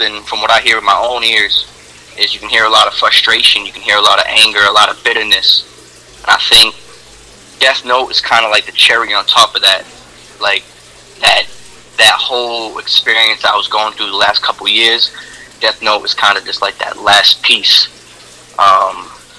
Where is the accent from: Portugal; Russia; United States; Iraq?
United States; North Shore, Massachusetts; I'm originally from North Shore, so that's like Peabody, Danvers, and Lynn.